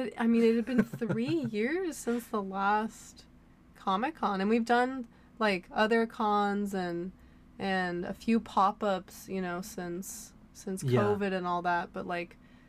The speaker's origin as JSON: {"language": "English", "town": "San Diego", "region": "California", "country": "United States", "said": "since we're from San Diego"}